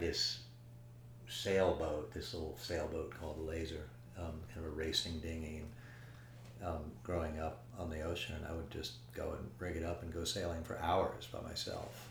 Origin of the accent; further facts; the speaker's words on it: Paris, Île-de-France, France; when I was really younger, growing up in Paris.